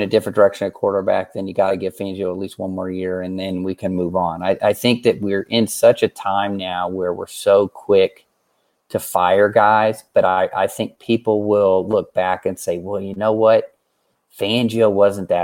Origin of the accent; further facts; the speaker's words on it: Missouri, United States; I'm from Missouri